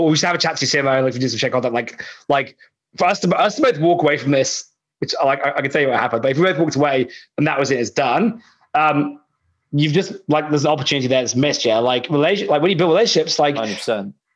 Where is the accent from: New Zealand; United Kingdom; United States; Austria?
United Kingdom; now in Australia; I'm British